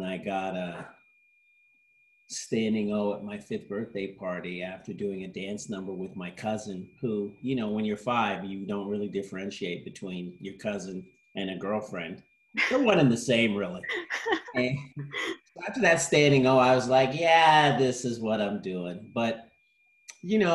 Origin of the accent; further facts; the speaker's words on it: London, Ontario, Canada; moved away as an adult; now in United States; I grew up in London, Ontario, Canada. After moving there with my parents, I was born in London, England. So we went from London, England to London, Ontario. And then I moved to the US as an adult